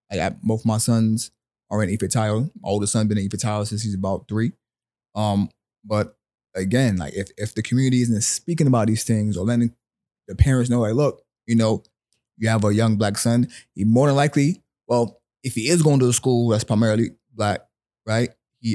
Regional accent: Willingboro, New Jersey, United States; also born or lived in Brooklyn; So I was born in Brooklyn. Like I said, both my parents were from Barbados. My mother moved me to New Jersey when I was 9.

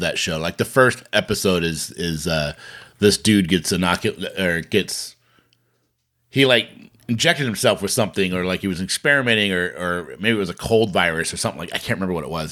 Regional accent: Bremerton, Washington, United States; we grew up in Bremerton

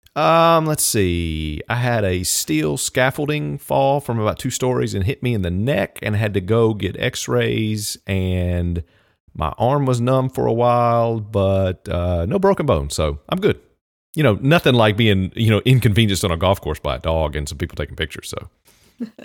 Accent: Southern Virginia, United States; moved away; I grew up in Southern Virginia, so I was also a Redskin fan growing up

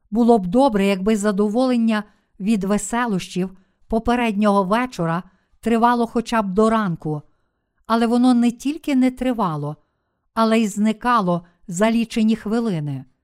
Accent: Busan, South Korea; Ukrainian is a second language; Я виріс в Бусані, у найбільшому портовому місті Кореї.

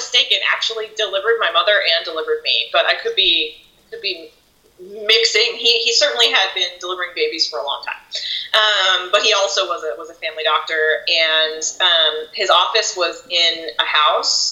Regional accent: Nova Scotia, Canada; now in United States; growing up in Canada

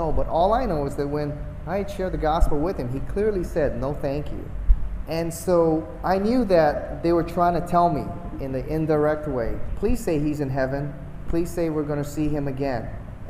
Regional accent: Hawaii, United States; moved away; Same age, we're both from Hawaii

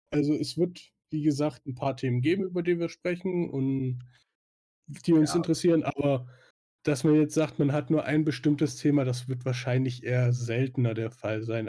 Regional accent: Swabia, Baden-Württemberg, Germany; da ich ja gebürtiger Schwabe bin

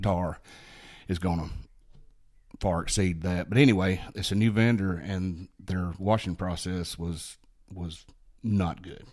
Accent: Hayden, Alabama, United States; I grew up here in Blount County, born and raised in the Hayden area, graduated to Hayden High School

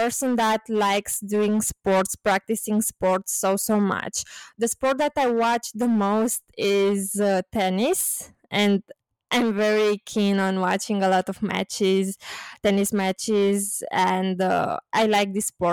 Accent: Bucharest, Romania; also born or lived in London; growing up in Romania, spending time in Romania and Romania in general, because it is my country, of course.

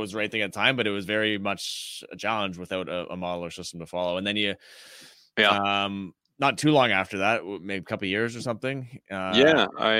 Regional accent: Canada; we're both Canadian

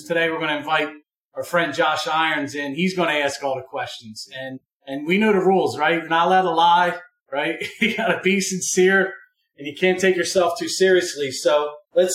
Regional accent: Upper Darby, Pennsylvania, United States; I grew up in Upper Darby.

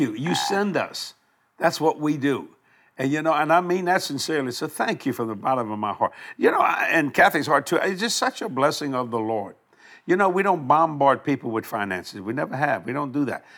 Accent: United States; I'm an American here

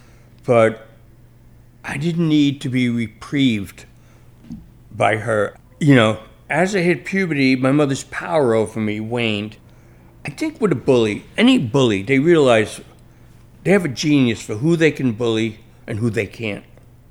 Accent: New York City, New York, United States; I grew up in the Bronx, so that's my petri dish as a writer.

